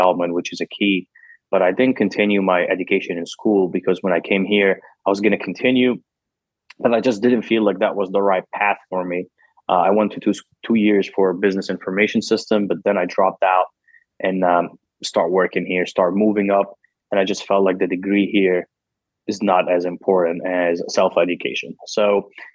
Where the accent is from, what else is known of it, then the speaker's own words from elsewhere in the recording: Cairo, Cairo Governorate, Egypt; English is a second language; moved away as an adult; now in United States; I'm originally born and raised in Egypt. Came to America when I was 20 years old by myself.